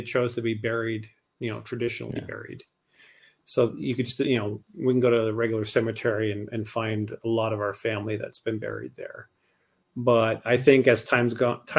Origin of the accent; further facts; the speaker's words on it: Montana, United States; now in California, United States; growing up in Montana